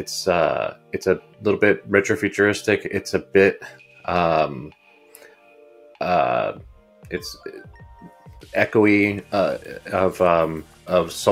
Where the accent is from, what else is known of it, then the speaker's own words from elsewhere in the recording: United States; growing up in the United States, I always considered myself, you know, obviously Uruguayan and Latin American